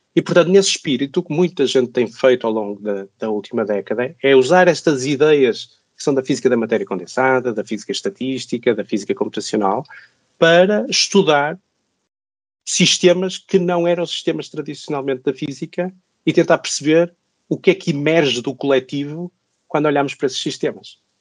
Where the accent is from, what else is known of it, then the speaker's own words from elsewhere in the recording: Braga, Norte, Portugal; moved away as an adult; also born or lived in Zurich, Switzerland; now in Lisbon, Portugal; sou português, nasci no norte do país, em Braga. Eh, onde cresci, onde estudei, onde fiz o meu doutoramento